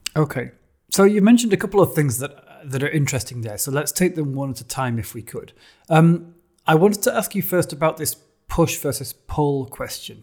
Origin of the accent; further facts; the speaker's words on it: United Kingdom; as a Brit